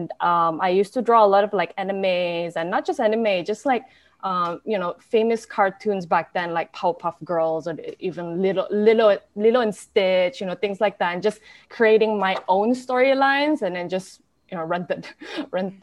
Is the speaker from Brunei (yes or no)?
yes; Brunei; also born or lived in United States; I was born and raised in Brunei.